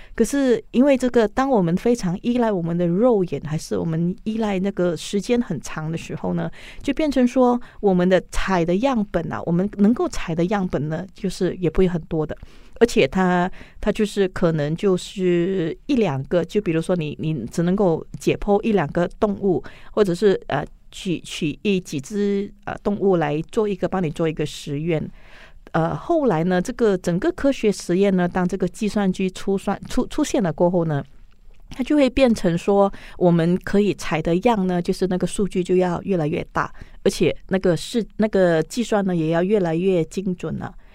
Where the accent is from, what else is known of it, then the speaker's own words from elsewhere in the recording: Malaysia; 我是一个标准的马来西亚人